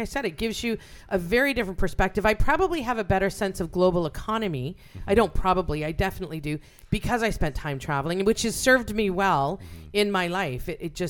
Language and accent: English; Canada